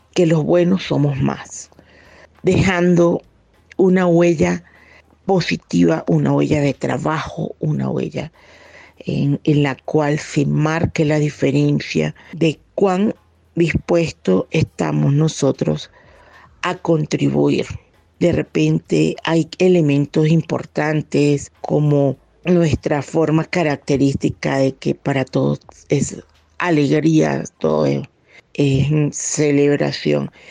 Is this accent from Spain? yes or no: no; Venezuela; moved away as an adult; now in Bogotá, Colombia; siendo venezolanos, esa tierra que tanto amamos es Venezuela